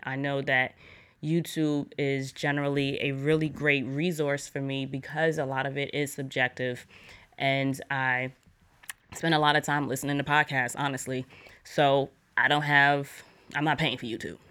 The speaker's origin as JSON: {"language": "English", "region": "New York", "country": "United States", "said": "I'm from New York"}